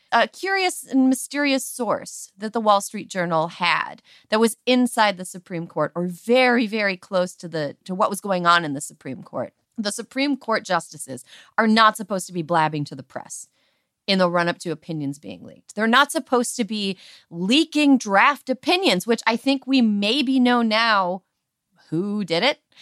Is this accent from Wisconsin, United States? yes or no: yes; Wisconsin, United States; moved away as an adult; I grew up in Wisconsin